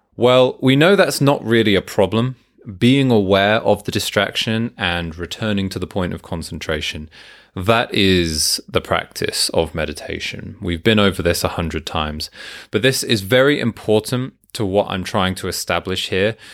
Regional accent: United Kingdom; I'm British

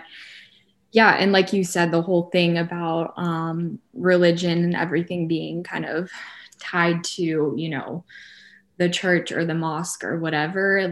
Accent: Atlanta, Georgia, United States; I grew up in Atlanta.

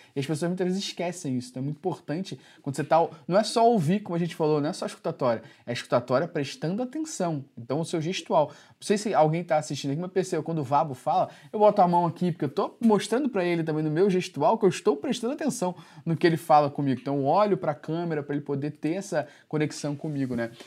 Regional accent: Rio de Janeiro, Brazil; eu sou do Rio

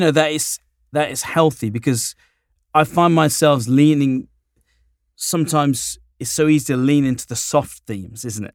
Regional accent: United Kingdom; now in Southern California, United States; I'm a little Brit guy

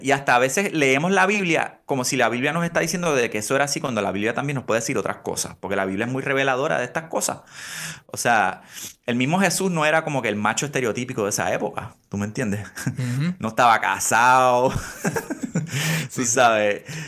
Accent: Puerto Rico; nos criamos cristianos en Puerto Rico

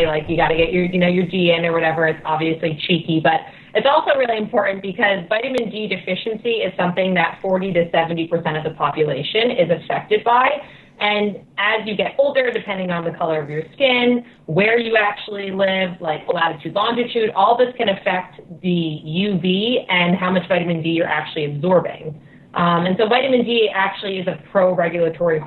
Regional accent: New Jersey, United States; moved away; also born or lived in Connecticut; I grew up in Jersey, so I put in my time with the dark, dreary weather and the gray skies.

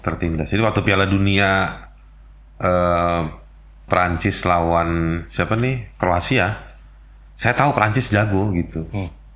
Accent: Jakarta, Indonesia; saya ya lahir di Jakarta

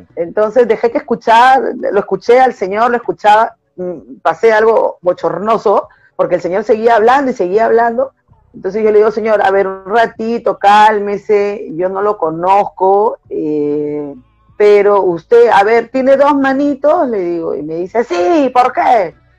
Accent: Callao, Peru; soy del Callao

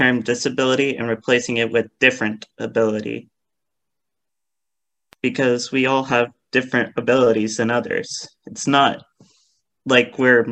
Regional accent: California, United States; I was born and raised in California my entire life

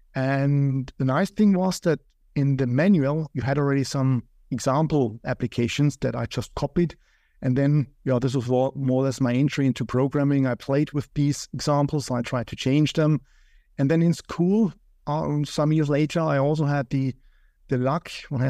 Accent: Austria; also born or lived in Vienna; I come from Austria

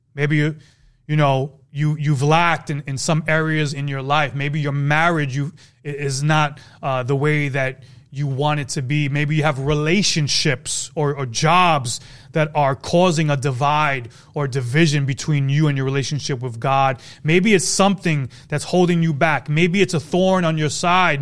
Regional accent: New York City, New York, United States; I'm from New York, Brooklyn

